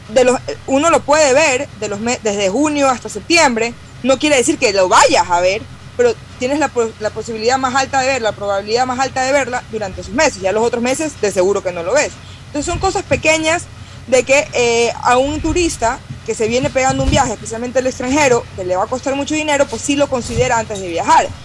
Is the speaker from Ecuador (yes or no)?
yes; Ecuadorian coast, Ecuador; como costeño